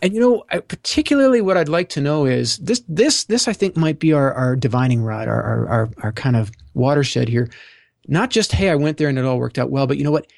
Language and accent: English; Canada; also born or lived in Ontario; I'm Canadian